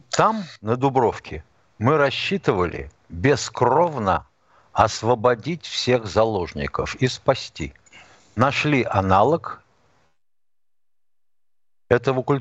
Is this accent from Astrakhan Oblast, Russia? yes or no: no; Moscow, Russia; Вот я москвич, у меня